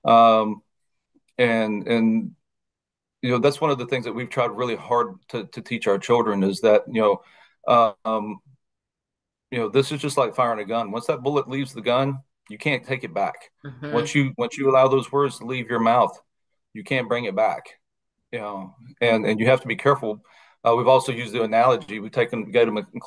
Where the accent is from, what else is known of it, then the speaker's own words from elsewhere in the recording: Mississippi, United States; I was from Mississippi